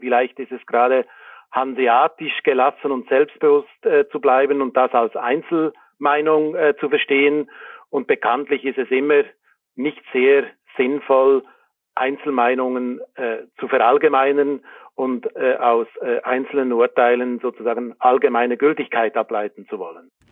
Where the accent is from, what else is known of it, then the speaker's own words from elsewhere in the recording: Bern, Switzerland; now in Hamburg, Germany; ich bin nicht in Zürich äh, aufgewachsen, sondern in Bern